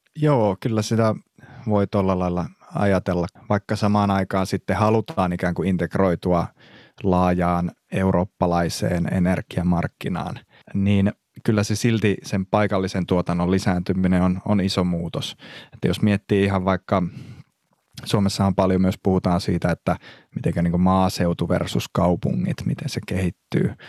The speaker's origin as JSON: {"language": "Finnish", "town": "Pyhäjärvi", "region": "North Ostrobothnia", "country": "Finland", "moved": "yes", "said": "mä alun perin kotoisin sieltä Pyhäjärveltä"}